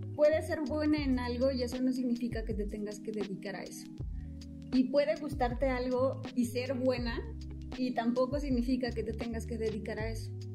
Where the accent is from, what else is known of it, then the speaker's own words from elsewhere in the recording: Oaxaca, Mexico; soy de Oaxaca